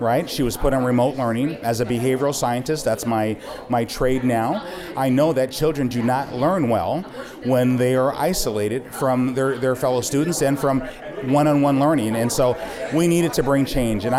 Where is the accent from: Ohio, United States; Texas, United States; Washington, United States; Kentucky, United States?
Washington, United States; Seattle; also born or lived in Oakland, California; When I was 6 years old, my mother moved us to Seattle, and I was raised in Seattle, went to school in Seattle, K through 12